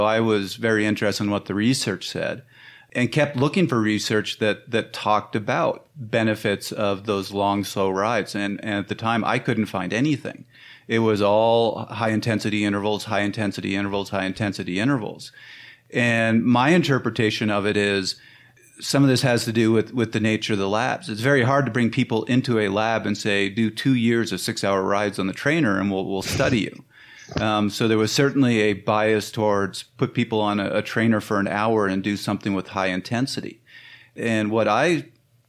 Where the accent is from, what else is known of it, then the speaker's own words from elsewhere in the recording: Canada; I'm Canadian.